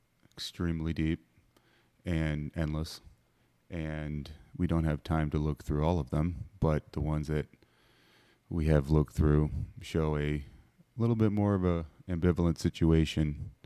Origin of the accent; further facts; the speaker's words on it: Boston, Massachusetts, United States; now in Dallas, United States; We're from Boston.